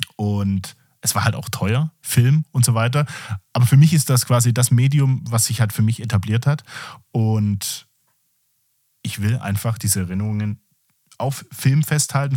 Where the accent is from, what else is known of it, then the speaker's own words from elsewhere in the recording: Southern Germany, Germany; bin ich aus dem Süden Deutschlands